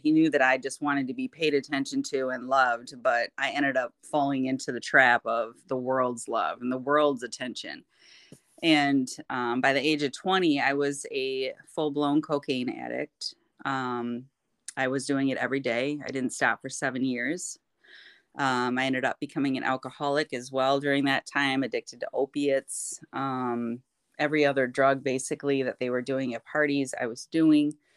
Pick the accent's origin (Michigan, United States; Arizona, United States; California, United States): Michigan, United States; Kentwood; I am from Kentwood, Michigan, born and raised